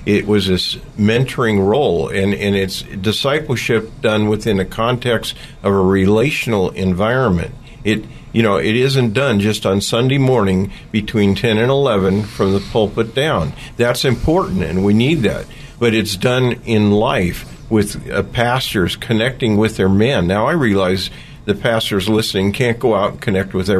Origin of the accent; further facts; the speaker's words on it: Oakland, California, United States; I grew up in East Oakland